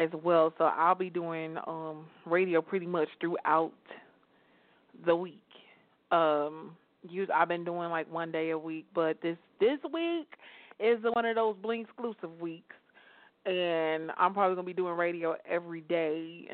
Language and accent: English; Chicago, Illinois, United States; now in Atlanta, United States; I'm from Chicago